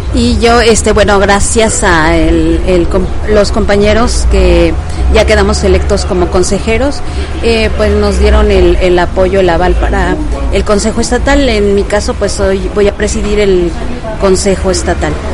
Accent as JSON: {"language": "Spanish", "town": "Peñamiller", "region": "Querétaro", "country": "Mexico", "tie": "born or raised there", "said": "originaria de aquí de Querétaro, del municipio de Peñamiller. Este, ya tengo viviendo aquí pues desde los 15 años"}